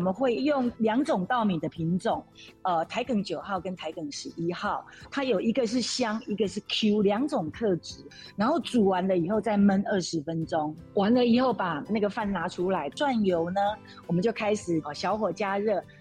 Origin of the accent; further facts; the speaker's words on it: Taiwan; 我们台湾话